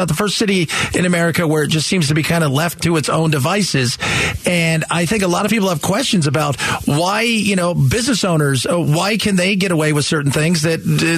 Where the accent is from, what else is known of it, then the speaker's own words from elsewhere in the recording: Los Angeles, California, United States; also born or lived in San Francisco area; now in Phoenix, United States; I lived near San Francisco for many years. Los Angeles. I was born and raised in Los Angeles.